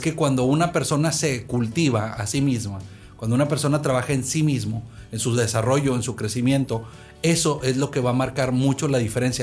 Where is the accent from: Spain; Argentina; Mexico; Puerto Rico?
Mexico; Monterrey, Nuevo León; moved away as an adult; also born or lived in United States; Yo soy de aquí, de la ciudad de Monterrey, originario, aunque viví muchos años en Estados Unidos. Pero crecí en un tejabán de madera aquí, en esta colonia